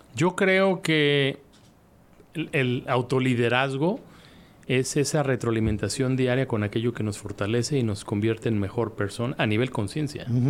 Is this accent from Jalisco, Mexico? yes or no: yes; Guadalajara, Jalisco, Mexico; en Guadalajara, en mi tierra